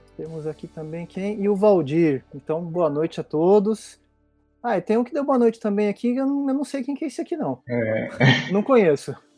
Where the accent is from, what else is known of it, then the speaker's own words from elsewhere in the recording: Barretos, São Paulo, Brazil; now in São Paulo, Brazil; pertinho da minha terra, que eu sou de Barretos, então tamo ali pertinho. Mas eu moro em São Paulo hoje